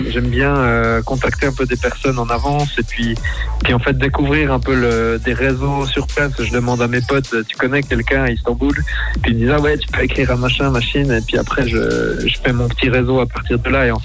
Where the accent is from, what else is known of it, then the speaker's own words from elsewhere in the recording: Switzerland; comme je suis suisse